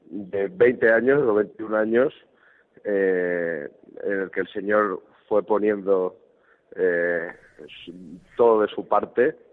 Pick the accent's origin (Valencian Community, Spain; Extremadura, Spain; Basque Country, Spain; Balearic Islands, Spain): Extremadura, Spain; un ambiente muy joven en, mi pueblo, en Extremadura, muchos, cantos